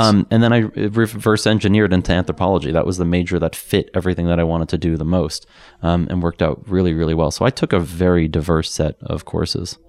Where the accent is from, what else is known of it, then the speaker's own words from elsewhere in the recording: New York City, New York, United States; moved away as an adult; now in Boulder, United States; I grew up in New York